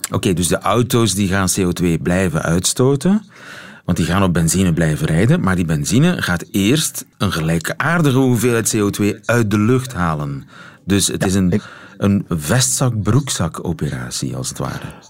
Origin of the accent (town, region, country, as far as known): East and West Flanders, Belgium